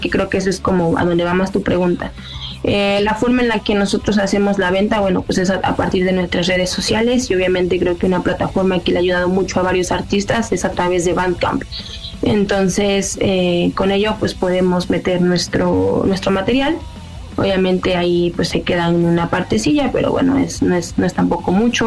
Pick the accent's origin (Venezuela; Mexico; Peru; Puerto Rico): Mexico; first language Spanish; Somos una banda mexicana